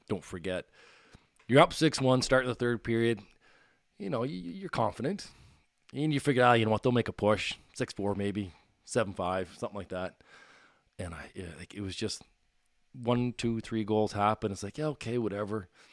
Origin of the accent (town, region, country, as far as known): Bedford, Nova Scotia, Canada; born or raised there; also born or lived in Sydney, Cape Breton